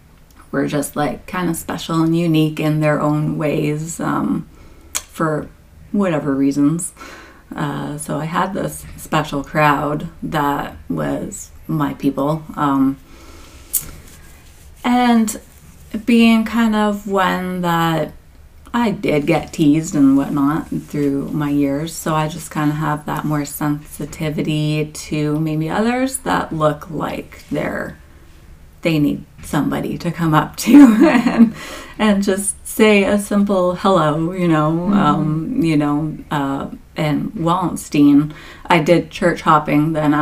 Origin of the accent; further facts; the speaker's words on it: Conestoga, Ontario, Canada; also born or lived in Peterborough / Texas; I grew up in Conestoga, so my home church was Woodside